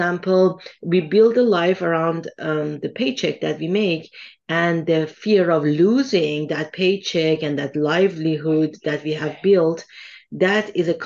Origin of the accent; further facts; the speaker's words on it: Tehran, Tehran Province, Iran; moved away; I come from Iran originally. And I remember when Iran was at war with Iraq and I was in high school back then